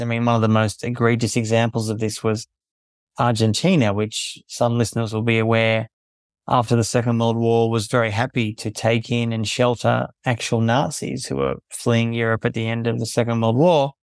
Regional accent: Melbourne, Victoria, Australia; moved away as an adult; also born or lived in South Sudan / Palestine; I was born in Melbourne, Australia

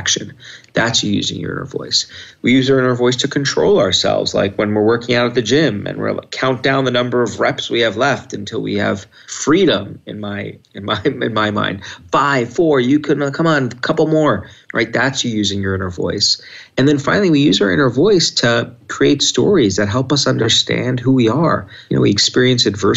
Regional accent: New York, United States; when I was a little kid and growing up in New York

